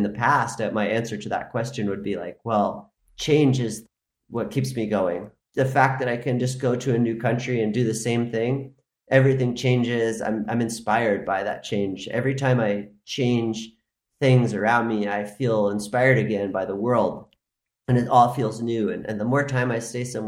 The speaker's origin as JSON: {"language": "English", "region": "Maine", "country": "United States", "moved": "as an adult", "lives_now": "Spain", "said": "I'm from Maine"}